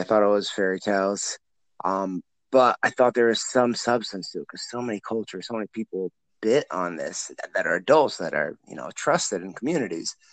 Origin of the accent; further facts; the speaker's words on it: Illinois, United States; also born or lived in Iowa; born and raised in Illinois side, but I'm literally on the border